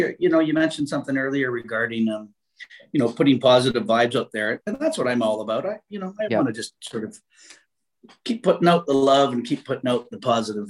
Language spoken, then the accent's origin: English; Canada; living this far north and being a Canadian